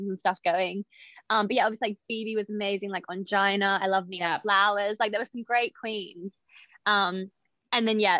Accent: Australia; now in United Kingdom; I'm Australian

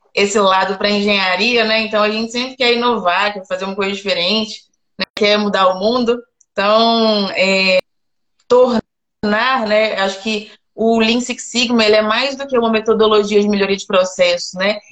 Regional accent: Belo Horizonte, Minas Gerais, Brazil; moved away as an adult; now in Goiás, Brazil; Sou de BH

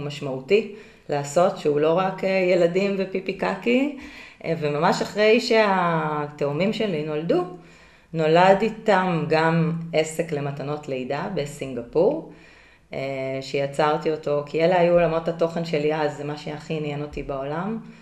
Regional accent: Israel; moved away as an adult; also born or lived in Singapore

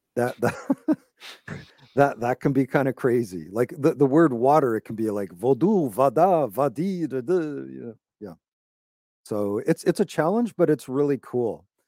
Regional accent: Toronto, Ontario, Canada; I'm from Canada. I was born in Toronto, just north of Toronto.

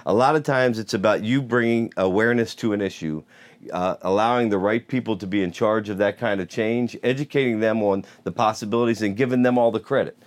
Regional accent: Steelton, Pennsylvania, United States; growing up in Stilton

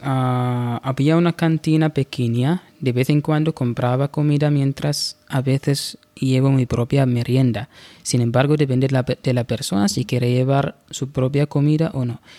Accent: Bahla, Ad Dakhiliyah, Oman; Spanish is a second language; Yo vivo en Nasib, pero vengo de Wilayat Bahla

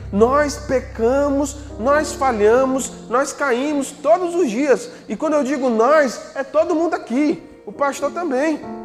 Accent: Northeast Region, Brazil; a gente é nordestino, a gente vive aqui no Nordeste

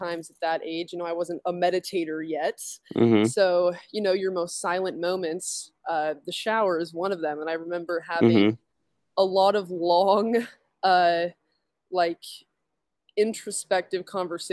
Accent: Utah, United States; I grew up in Utah.

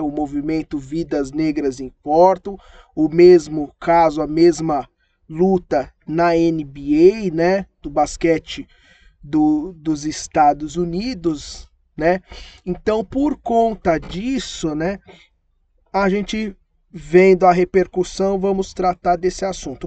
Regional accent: Brazil; a gente somos brasileiros

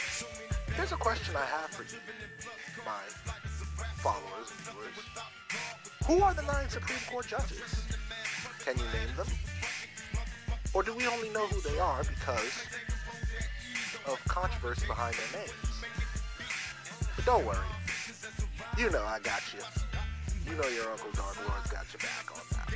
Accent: Washington, District of Columbia, United States; now in New York, United States; my hometown of Washington, D.C., my current hometown, New York

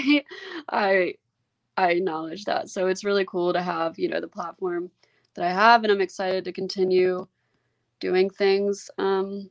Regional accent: Memphis, Tennessee, United States; I wouldn't have wanted to be raised anywhere else. I think being raised here really helped like shape who I am

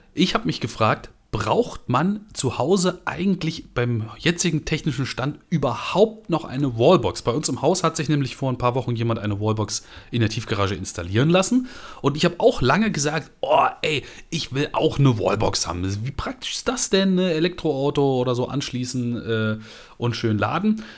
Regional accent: Germany; ich einfach in Deutschland aufgewachsen bin

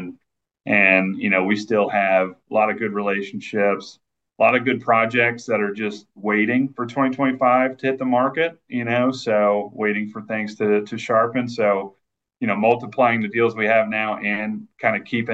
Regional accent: Jacksonville, Florida, United States; I was born and raised here

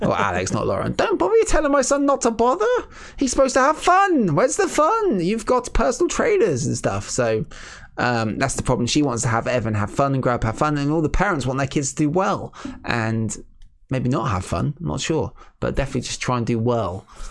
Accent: England, United Kingdom; being English people

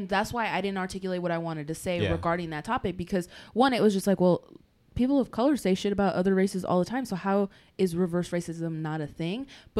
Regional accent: the South, United States; growing up in the South, I hear people of color like making fun of Asian people and white people and all.

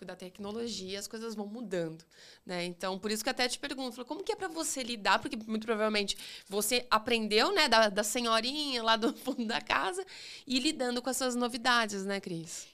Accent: interior of São Paulo, Brazil; Eu, eu sou do interior de São Paulo

